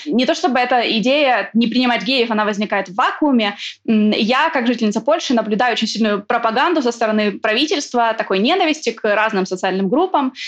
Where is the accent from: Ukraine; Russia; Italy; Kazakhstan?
Ukraine; moved away as an adult; now in Poland; там, где я родилась, родилась я в Украине